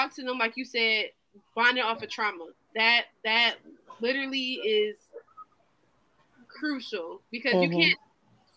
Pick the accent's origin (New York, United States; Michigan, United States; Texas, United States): Michigan, United States; Detroit; I'm from Detroit